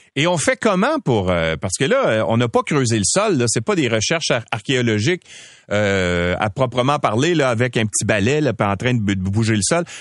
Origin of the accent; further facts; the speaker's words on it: Quebec, Canada; chez nous au Québec